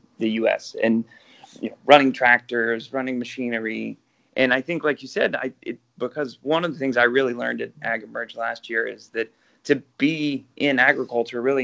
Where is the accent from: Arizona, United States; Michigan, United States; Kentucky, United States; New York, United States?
Kentucky, United States; moved away as an adult; also born or lived in Georgia; now in Bay Area, United States; I'm from Kentucky